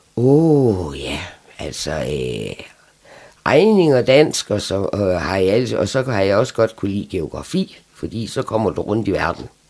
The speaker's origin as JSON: {"language": "Danish", "town": "Frederikshavn", "region": "North Denmark Region", "country": "Denmark", "tie": "born or raised there", "also_born_or_lived": "Aalborg / Læsø", "said": "Og der boede vi ude til jeg var fem år, så flyttede vi til Frederikshavn. Og så fik han arbejde her, og så har vi været her lige siden"}